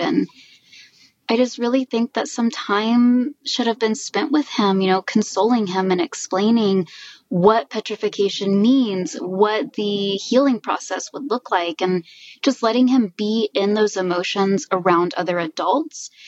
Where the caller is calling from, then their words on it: Dallas, Texas, United States; I'm calling in from Dallas, Texas